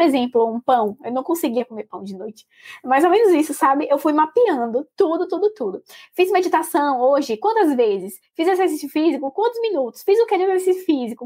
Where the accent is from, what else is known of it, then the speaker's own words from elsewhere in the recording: Salvador, Bahia, Brazil; moved away as an adult; also born or lived in Minas Gerais; sou de Salvador, mas estou me mudando agora para Minas